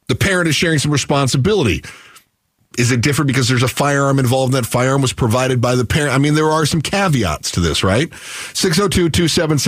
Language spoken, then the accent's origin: English; Michigan, United States; I grew up in Michigan